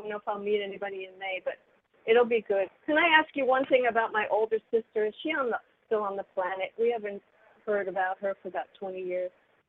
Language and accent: English; New York City, New York, United States; Well, I was born and raised in Manhattan.